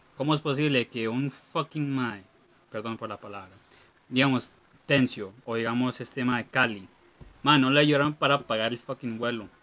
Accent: Costa Rica

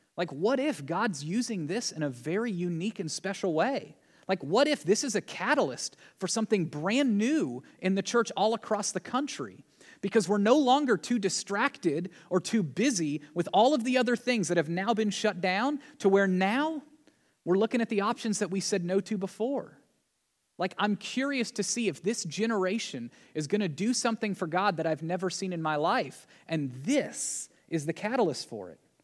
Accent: Tennessee, United States; growing up in Tennessee

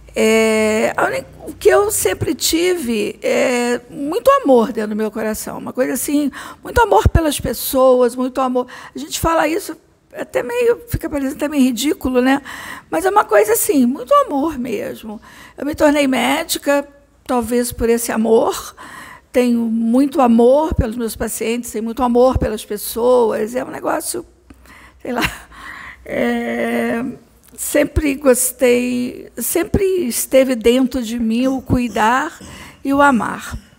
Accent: Barra Mansa, Rio de Janeiro, Brazil; moved away as an adult; now in Rio de Janeiro, Brazil; eu sou do interior, sou de Barra Mansa, e eu vim para o Rio de Janeiro estudar, então estou no Rio há muitos anos.

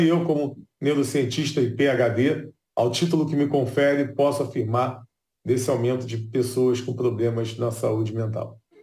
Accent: Rio de Janeiro, Brazil; O Rio de Janeiro, por exemplo, que é a cidade que eu nasci e cresci

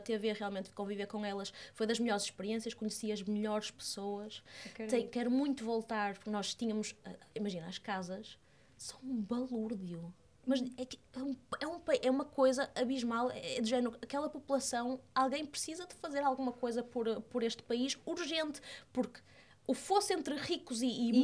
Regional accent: Porto, Norte, Portugal; also born or lived in Fundão; now in Lisbon, Portugal; eu sou do Porto, uma menina de, de cidade

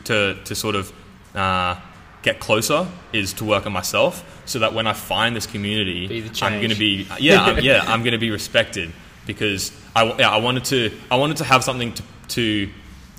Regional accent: Australia; accent: Australian; also born or lived in England; I moved to Australia with my parents and my sister when I was 7. That's why I have an Australian accent

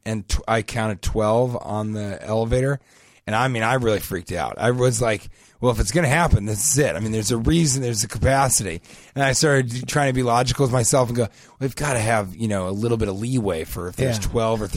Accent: Denver, Colorado, United States; growing up in Denver

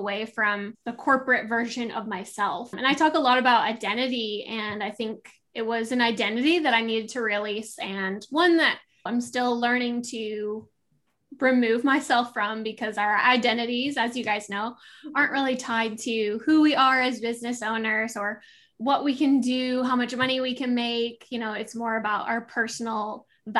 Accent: Midwest, United States; moved away as an adult; also born or lived in Southern California / East Coast; I grew up in the Midwest

